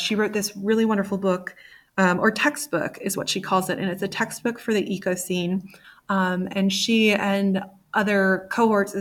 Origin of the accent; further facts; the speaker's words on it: Virginia, United States; Virginia, originally from Virginia, or I grew up there